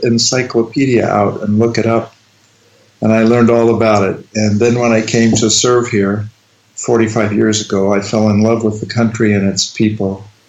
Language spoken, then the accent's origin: English; Salt Lake City, Utah, United States; moved away as an adult; now in Netherlands; I grew up in Salt Lake City, Utah